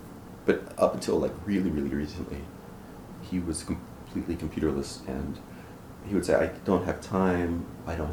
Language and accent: English; Philadelphia, Pennsylvania, United States; I'm from Philly